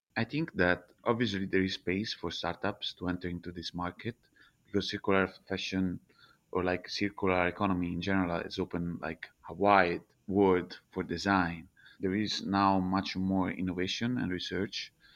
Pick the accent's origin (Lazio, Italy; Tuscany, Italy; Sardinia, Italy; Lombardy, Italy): Tuscany, Italy; Prato; English is a second language; moved away as an adult; also born or lived in Milan / China / Vietnam; now in Prato, Italy; I'm from Prato, which is one of the biggest textile cluster in Europe